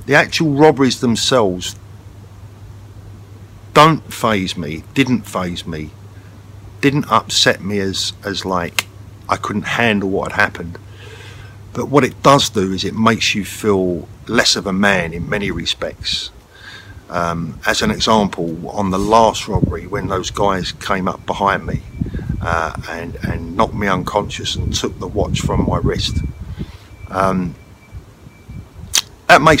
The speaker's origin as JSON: {"language": "English", "region": "London", "country": "United Kingdom", "tie": "born or raised there", "said": "I was brought up in London."}